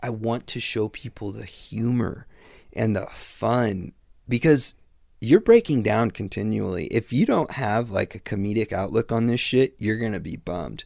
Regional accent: Midwest, United States; I grew up in the Midwest, pre-internet

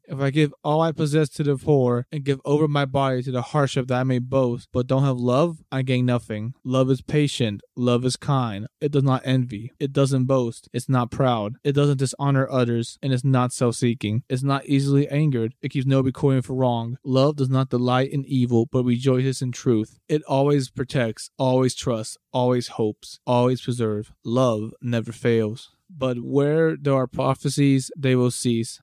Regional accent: United States; I grew up my entire life here in the U S, but, like, my family's from, you know, my parents are from Peru

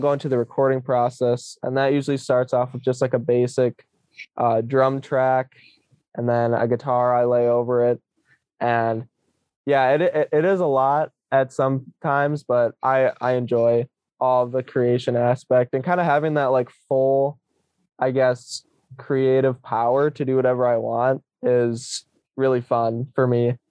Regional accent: Eau Claire, Wisconsin, United States; my hometown is Eau Claire, Wisconsin

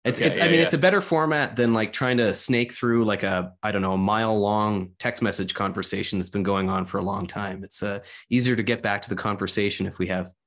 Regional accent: Keswick Ridge, New Brunswick, Canada; I grew up in Keswick Ridge, which is west of Fredericton, basically on a tributary of the Wolastoq River

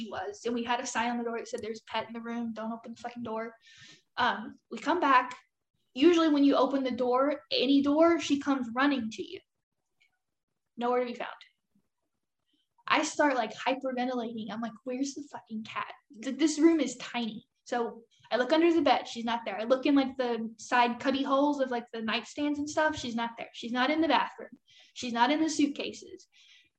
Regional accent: Kentucky, United States; moved away as an adult; also born or lived in Washington State; now in Maine, United States

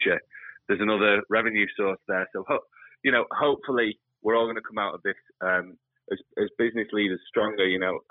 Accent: United Kingdom; as a British public

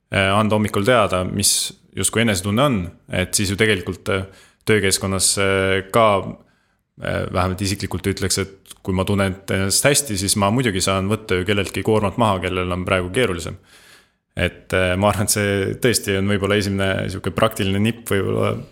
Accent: Estonia; oleme eestlased

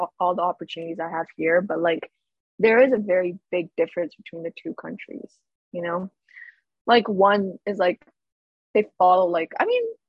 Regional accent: Pakistan; I was like, "No, I'm from Pakistan." She's like, "Oh, I have a friend who's Persian and you have the same accent as her."

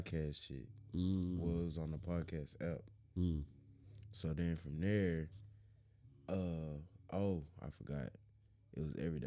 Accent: Houston, Texas, United States; I'm just from Houston.

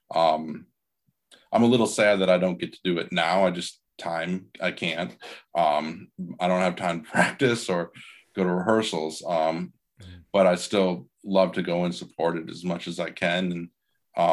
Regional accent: Iowa, United States; I'm originally from Iowa, and my dad he's retired now, was a high school band director for 42 years. And nice. I played in two different community bands when I was a kid

